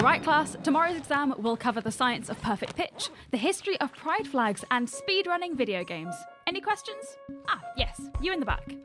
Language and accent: English; Seattle, Washington, United States; I grew up in the Seattle area